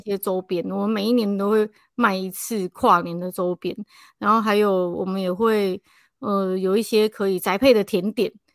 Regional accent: Taipei, Taiwan; 我们是台北人

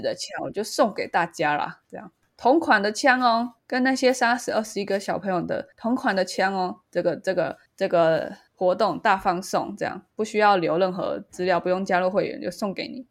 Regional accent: Taiwan; 身为一个台湾人

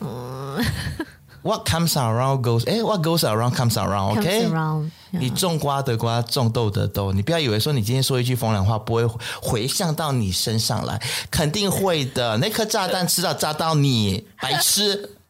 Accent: Malaysia; 身为马来西亚人，你看看你自己，我们

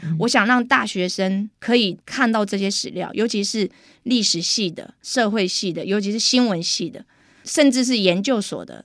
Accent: Taixi, Yunlin County, Taiwan; born or raised there; accent: Taiwanese Mandarin

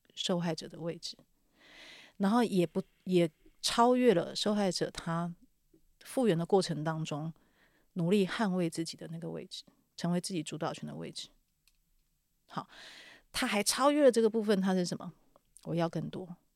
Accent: Taiwan; 我们台湾人类的意识的能量场

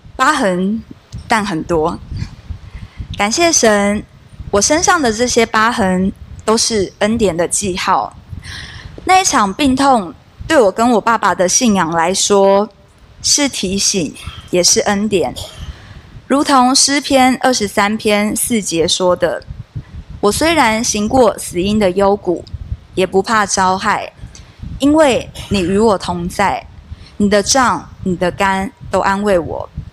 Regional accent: Kaohsiung, Taiwan; 我是从小就跟着妈妈到高雄的男子教会聚会

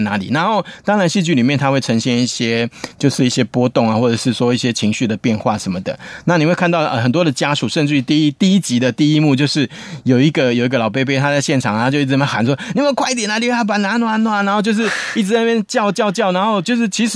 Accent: Taiwan; 我们台湾人

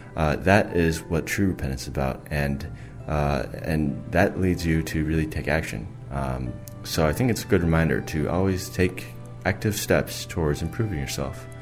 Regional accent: United States; I'm from the United States.

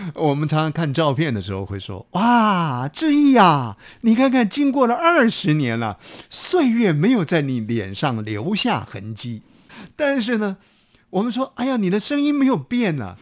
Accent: Taiwan; 我们台湾话讲的说幼 key

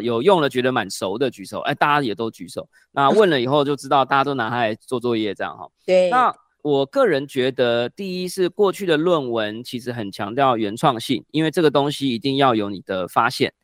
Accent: Taiwan; first language Chinese; 我们的母语还是在台湾使用中文

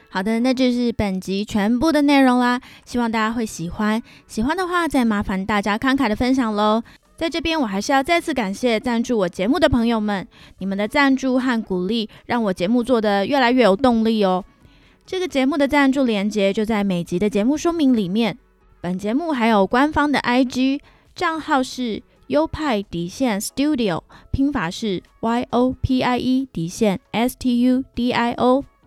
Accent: Taiwan; now in Vancouver, Canada; 我这个强烈的爱国者当然是力推台湾货咯

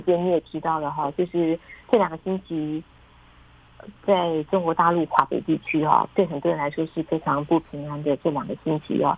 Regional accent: Taiwan; now in Beijing, China; 我觉得我们台湾人一般比较难以，呃想象

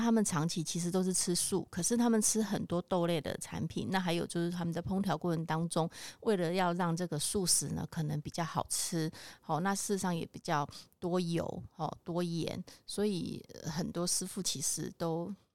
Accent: Taiwan; 或者是我们台湾这边传统的素肉

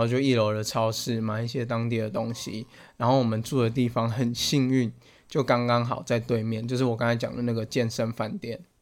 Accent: Taiwan; 我们那一团全部都台湾人

